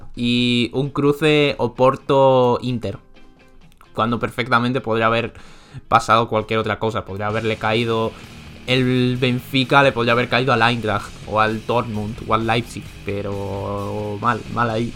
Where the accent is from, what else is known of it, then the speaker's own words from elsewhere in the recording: Spain; yo como español